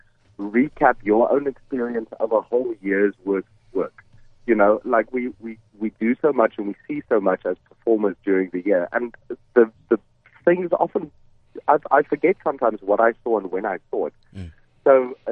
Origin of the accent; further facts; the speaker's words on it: Namibia; moved away; Finsuk in Namibia. And it's very special to me because that's where I was born. And this will be the first time I'll perform on my hometown professionally after many years